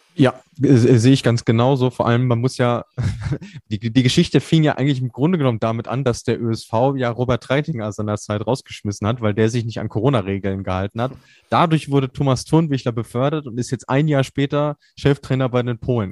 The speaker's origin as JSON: {"language": "German", "country": "Germany", "said": "als Deutsche"}